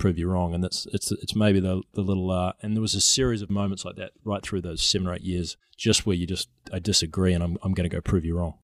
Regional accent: New Zealand; now in San Francisco, United States; I'm a New Zealander

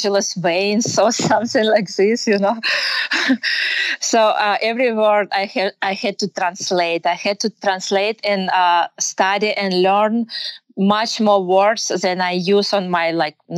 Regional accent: Kyrgyzstan; English is a second language; moved away as an adult; now in United States; I grew up and I was born in Kyrgyzstan. It's a Central Asian country. I'm Russian by nationality. But like about 5 years ago, we moved here in US.

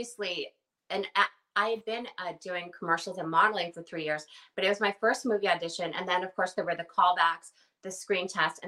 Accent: United States; I'm American

